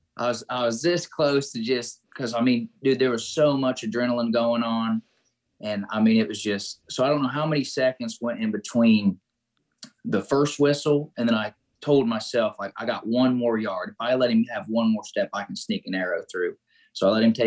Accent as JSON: {"language": "English", "town": "Greensburg", "region": "Indiana", "country": "United States", "said": "I'm from Southeast Indiana, called Greensburg, Indiana, a little small town"}